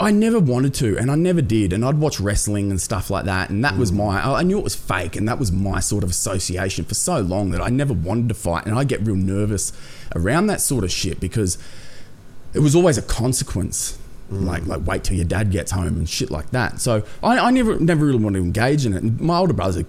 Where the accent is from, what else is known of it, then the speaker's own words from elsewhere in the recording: Wollongong, New South Wales, Australia; also born or lived in Coffs Harbour; I grew up personally, like, in the south of Sydney, in Wollongong sort of area